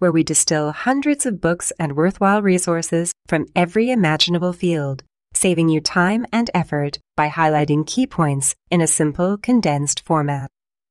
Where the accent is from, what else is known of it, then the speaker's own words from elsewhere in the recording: Belfast, Northern Ireland, United Kingdom; I grew up in Northern Ireland in Belfast. I went to university there and grew up as a Catholic in a Protestant place.